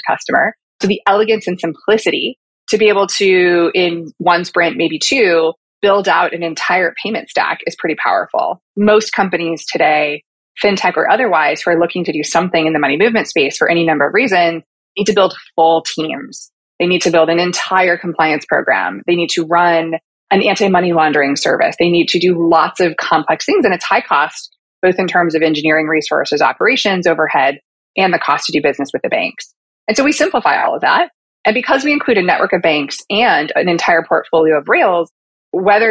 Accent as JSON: {"language": "English", "town": "Portland", "region": "Oregon", "country": "United States", "tie": "born or raised there", "also_born_or_lived": "Los Angeles, California / suburbs of New York City", "moved": "as an adult", "lives_now": "New York, United States", "said": "I am born and raised in Portland, Oregon"}